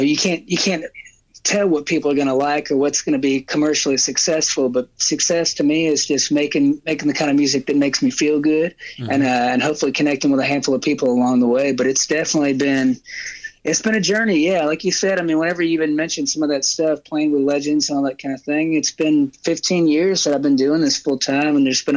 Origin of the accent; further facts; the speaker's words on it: Alabama, United States; moved away as an adult; also born or lived in Los Angeles; now in Nashville, United States; I'm from Alabama